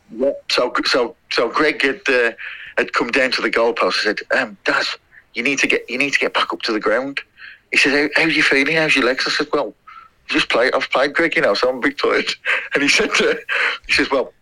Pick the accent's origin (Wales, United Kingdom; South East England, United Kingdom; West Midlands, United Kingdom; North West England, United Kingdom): West Midlands, United Kingdom; Tipton; I was from I was from Great Bridge in Tipton, so I was playing for that area